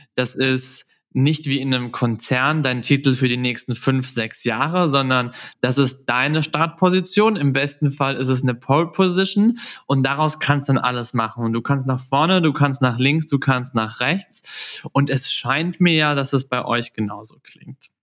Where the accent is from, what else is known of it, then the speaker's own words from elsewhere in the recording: Southern Germany, Germany; moved away; in meiner Heimat nach Süddeutschland